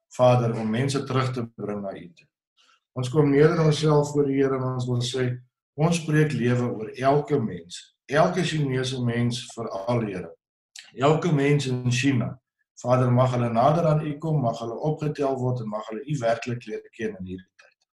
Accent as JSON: {"language": "Afrikaans", "country": "South Africa"}